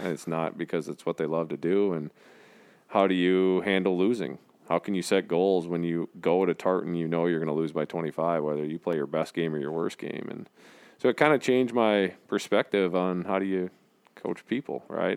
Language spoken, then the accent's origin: English; North Branch, Minnesota, United States; also born or lived in Marshall, Minnesota; I grew up in North Branch, Minnesota